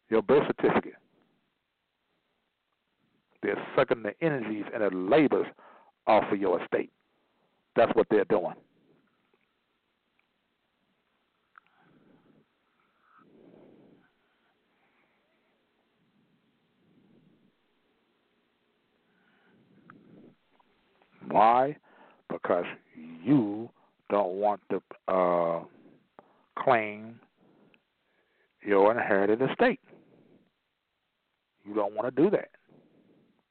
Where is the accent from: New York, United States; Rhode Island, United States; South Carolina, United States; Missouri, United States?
Missouri, United States; St. Louis; I'm from the St. Louis, Missouri Republic. This is the show me state.